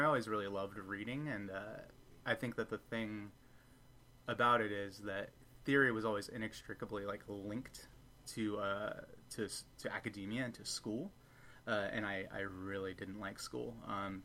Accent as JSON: {"language": "English", "area": "Bay Area", "region": "California", "country": "United States", "tie": "born or raised there", "said": "I grew up in the Bay Area"}